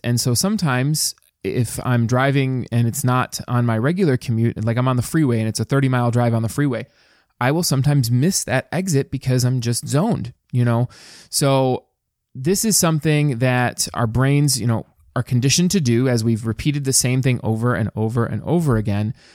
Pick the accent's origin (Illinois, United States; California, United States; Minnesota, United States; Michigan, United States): Michigan, United States; Dearborn; I actually grew up in the east end of Dearborn, Michigan